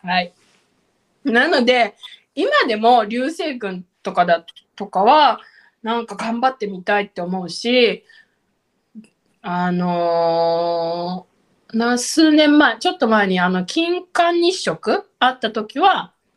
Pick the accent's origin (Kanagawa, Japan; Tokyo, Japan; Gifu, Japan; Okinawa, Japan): Okinawa, Japan; 沖縄なんでハイビスカスがねたくさんあるわけですよ